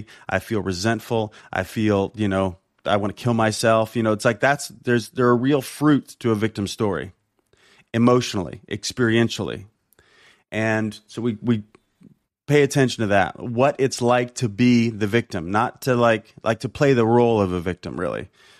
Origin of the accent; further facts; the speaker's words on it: Compton, California, United States; not the fact that I'm black, not the fact that I'm from Compton, not the fact that I didn't have a dad